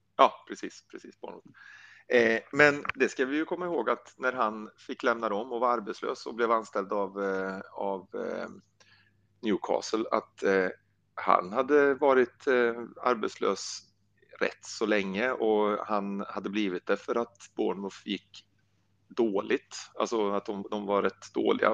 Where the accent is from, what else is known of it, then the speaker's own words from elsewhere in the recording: Värmland, Sweden; also born or lived in Blekinge; now in Karlshamn, Sweden; Jag är ju värmlänning från början, bor i Blekinge nu, men är värmlänning.